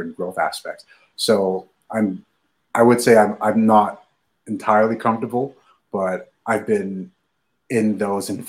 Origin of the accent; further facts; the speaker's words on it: Nigeria; moved away; I was born and raised in Nigeria.